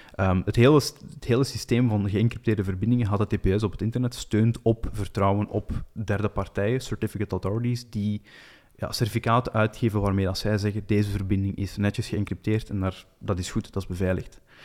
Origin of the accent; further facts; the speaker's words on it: Flanders, Belgium; als Belg en Vlaming